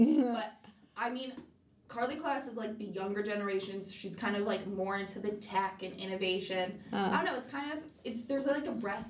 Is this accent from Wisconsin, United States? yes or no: no; Utah, United States; growing up in Utah